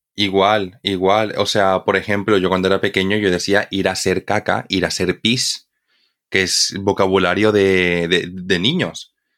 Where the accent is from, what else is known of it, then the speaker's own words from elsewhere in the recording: Bolivia; now in Spain; cuando yo era pequeño, yo vivía en Bolivia. Entonces, para mí, como boliviano